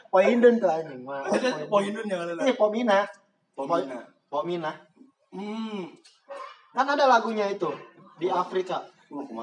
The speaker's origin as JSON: {"language": "Indonesian", "town": "Pasir Sukore", "country": "Indonesia", "tie": "born or raised there", "said": "di tempat gua lahir di Pasir Sukore itu udah nggak ada lapangan bola"}